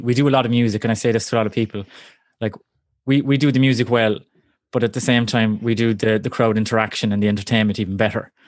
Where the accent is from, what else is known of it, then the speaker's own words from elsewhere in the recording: Cork, Munster, Ireland; also born or lived in Kerry; I'm from Cork originally